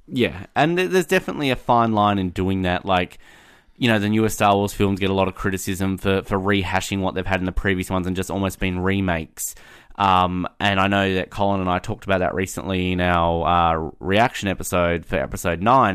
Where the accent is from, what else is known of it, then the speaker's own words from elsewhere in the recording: Australia; as an Australian